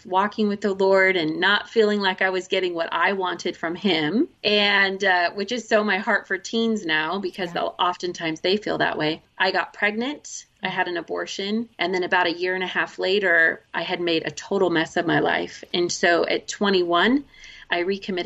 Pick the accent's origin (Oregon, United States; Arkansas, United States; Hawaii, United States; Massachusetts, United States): Oregon, United States; we are from Oregon